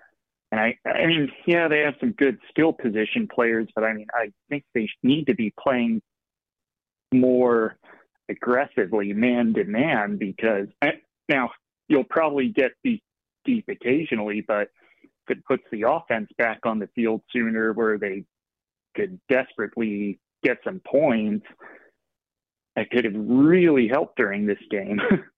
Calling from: Tampa, Florida, United States; I'm calling from Tampa.

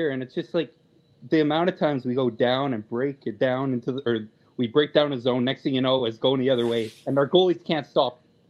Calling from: Calgary, Alberta, Canada; I'm calling from Calgary here.

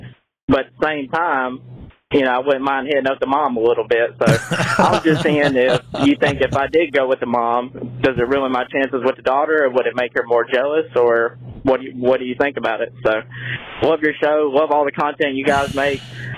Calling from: Mississippi, United States; I'm calling from Mississippi area.

